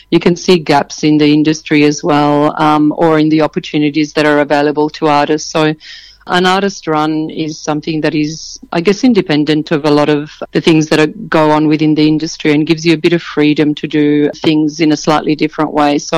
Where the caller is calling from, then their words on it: Sydney, New South Wales, Australia; on the lands of the Gadigal {S0} people of the Eora Nation, both working here and living in this same area in the inner west of Sydney.